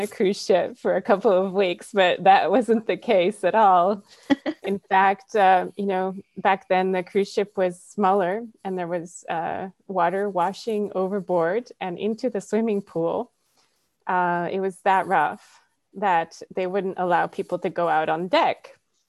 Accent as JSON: {"language": "English", "country": "Canada", "tie": "born or raised there", "also_born_or_lived": "Poland / Australia", "moved": "as an adult", "said": "Having been born in Poland, I grew up in Canada and then moved to Australia at the age of 29"}